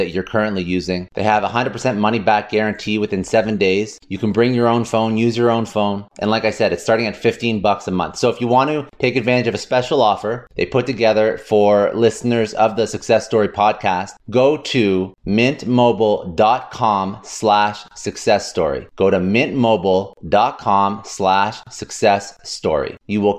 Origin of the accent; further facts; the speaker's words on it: Canada; now in United States; I'm originally from Canada.